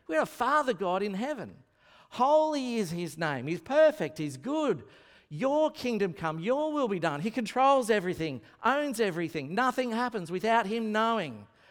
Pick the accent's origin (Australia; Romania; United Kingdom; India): Australia; Lismore, New South Wales; now in Brisbane, Australia; I am from Lismore